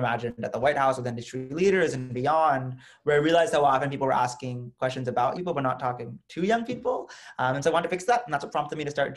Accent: United States; as an American Muslim, as a progressive, as a student

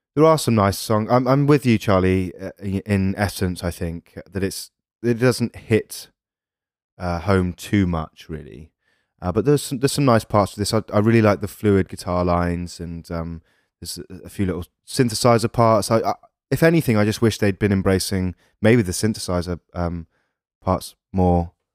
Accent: England, United Kingdom; We're English

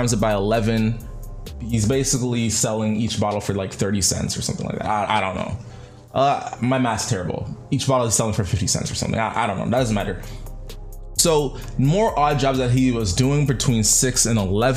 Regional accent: Canada; I'm Canadian

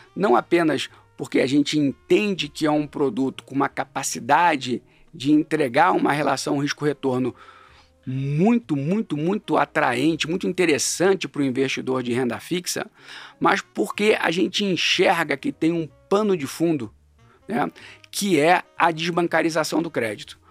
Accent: Rio de Janeiro, Brazil; moved away as an adult; now in São Paulo, Brazil; eu sou carioca, né, mais um desses que migrou para São Paulo. Eu migrei um pouco antes, migrei na época da faculdade

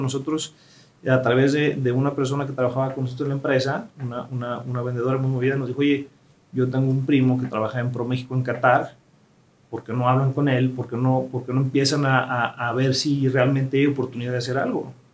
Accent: Mexico; nosotros como mexicanos

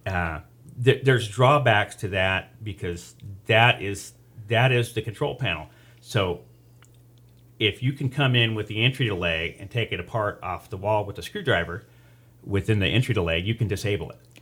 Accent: Taft, California, United States; now in Bakersfield, United States; born and raised in Taft. uh, moved to Bakersfield in ninety-one

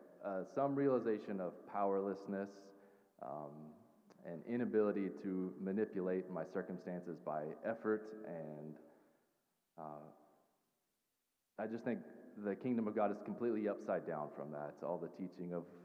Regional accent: the South, United States; I grew up in the South in a Southern Baptist church

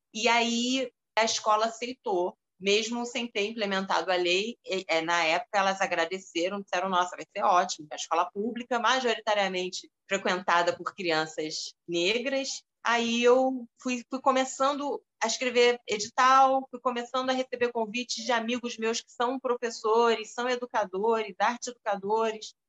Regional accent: Rio de Janeiro, Brazil; eu nasci aqui no Rio

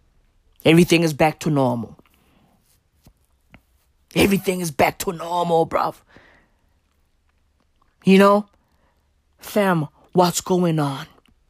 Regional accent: South Africa

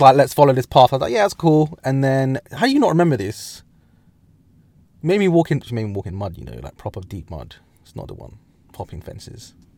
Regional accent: England, United Kingdom; also born or lived in Midlands; we as English people, as in England

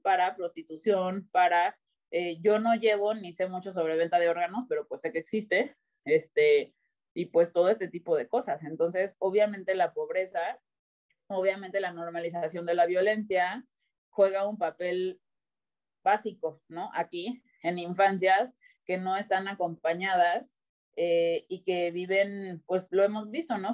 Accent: Cancún, Quintana Roo, Mexico; also born or lived in Mexico City; yo nací en la Ciudad de México tengo 34 años ahorita. Eh, a los seis años me fui a vivir a Cancún

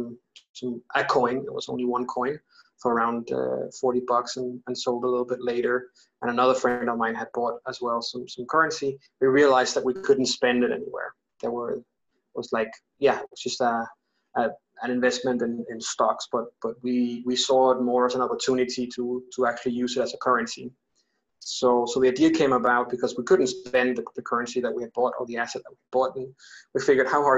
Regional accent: Denmark; also born or lived in London, United Kingdom; now in Bogota, Colombia; I'm originally from Denmark.

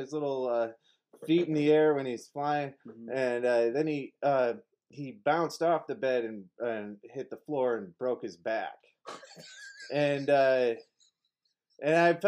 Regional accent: Park Ridge, Illinois, United States; I was from Park Ridge

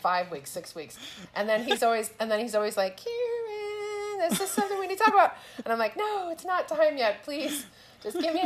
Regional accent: South Texas, United States; moved away as an adult; also born or lived in Houston, Texas; now in Walnut, California, United States; I grew up in South Texas

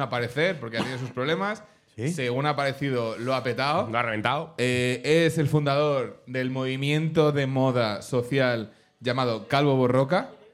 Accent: Madrid, Community of Madrid, Spain; yo soy de Madrid, a mí mis padres me secuestraron para ir a Cortilandia

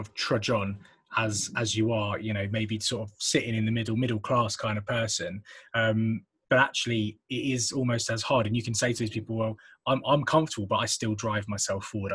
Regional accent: England, United Kingdom; accent: English; my most English accent

